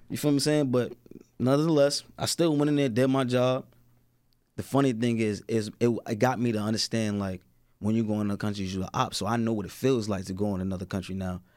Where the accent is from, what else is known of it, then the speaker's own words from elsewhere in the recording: Newark, New Jersey, United States; where I'm from, like, you know, I'm from Newark.